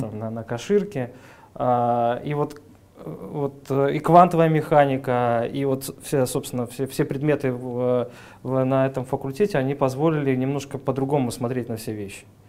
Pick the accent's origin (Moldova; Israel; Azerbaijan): Moldova; Chisinau; moved away as an adult; also born or lived in Saint Petersburg; now in Russia; родился в мае 1977 -го года в городе Кишинев, угу. тогда еще Молдавская ССР. А, учился там же, закончил школу